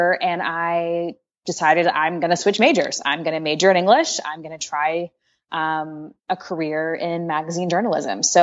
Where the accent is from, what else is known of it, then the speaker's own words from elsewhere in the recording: Washington, District of Columbia, United States; I grew up in Washington, D.C.